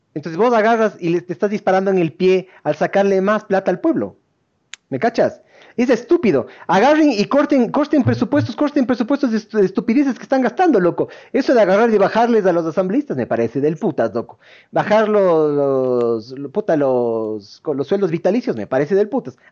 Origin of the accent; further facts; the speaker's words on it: Ecuador; also born or lived in Argentina; somos ecuatorianos